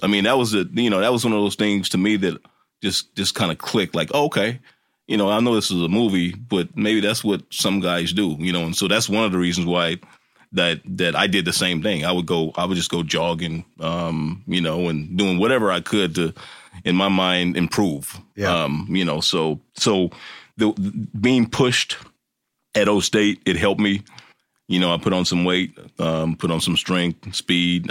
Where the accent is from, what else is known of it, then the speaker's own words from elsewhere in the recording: Kansas, United States; growing up in Kansas